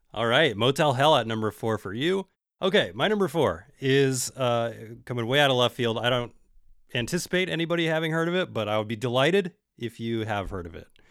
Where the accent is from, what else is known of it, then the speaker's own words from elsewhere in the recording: Bay Area, California, United States; I'm from the Bay Area